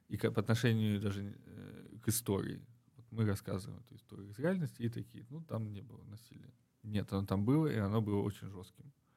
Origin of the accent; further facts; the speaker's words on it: Uzbekistan; moved away as an adult; also born or lived in Moscow; я из Узбекистана